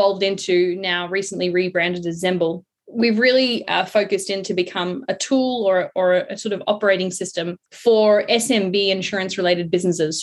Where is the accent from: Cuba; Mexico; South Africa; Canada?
South Africa; now in Sydney, Australia; I'm South African.